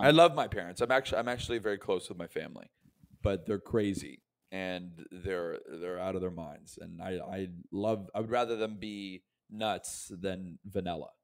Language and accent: English; Tampa, Florida, United States; also born or lived in New York; I'm from Tampa, Florida, and my parents are from Philadelphia.